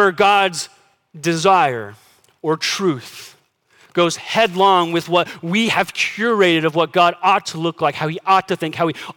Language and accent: English; United States; as American Christians